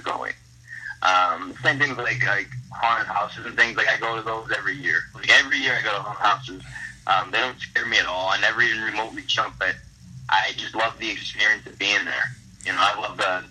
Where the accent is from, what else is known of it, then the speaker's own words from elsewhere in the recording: Hazel Park, Michigan, United States; my hometown of Hazel Park, Michigan